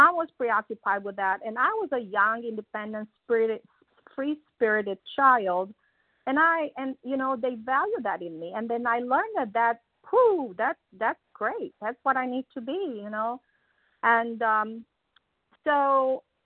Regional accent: Transylvania, Romania; moved away; everybody that I know of in this line was born in my hometown. And so that's where I started my life, in that small town in the mountains of Transylvania

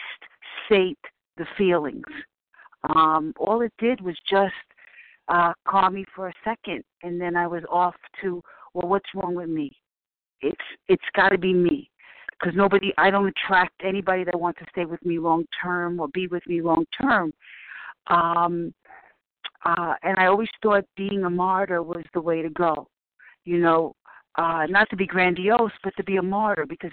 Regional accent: New York City, New York, United States; I'm from the Bronx

